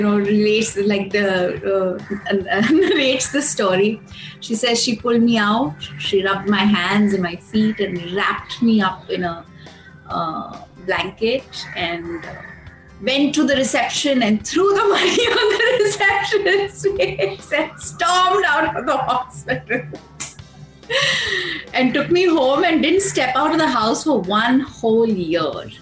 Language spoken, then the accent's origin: English; Hyderabad, Telangana, India; I was born in Hyderabad in 1981 on the 9th of December